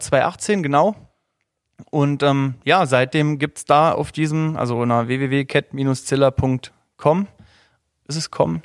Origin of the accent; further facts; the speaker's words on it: Saarland, Germany; ich komme aus dem Saarland